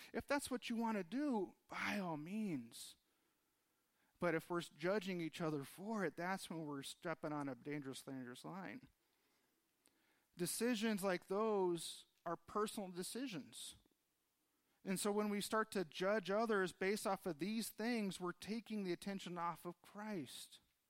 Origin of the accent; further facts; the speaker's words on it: Los Angeles, California, United States; now in Tucson, United States; fairly new to Tucson, still trying to figure out what Tucson was all about. I came from Los Angeles area, so much different than what we have here.